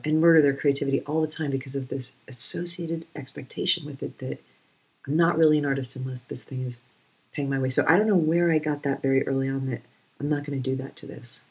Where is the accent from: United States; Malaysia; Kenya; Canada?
United States; New England; I'm from New England